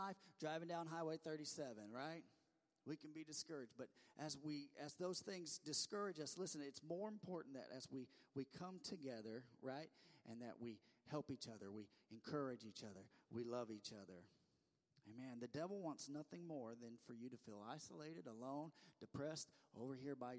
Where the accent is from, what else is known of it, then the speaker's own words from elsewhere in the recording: the Ozarks, United States; accent: Ozark; my Ozark accent